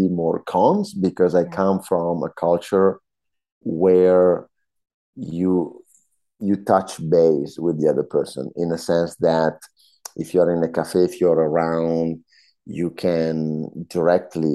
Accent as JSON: {"language": "English", "area": "Northern Alps", "region": "northern Italy", "country": "Italy", "also_born_or_lived": "Vancouver, Canada", "second_language": "English", "moved": "as an adult", "lives_now": "Montreal, Canada", "said": "From the Northern Alps, from a small town in the Northern Alps in Italy"}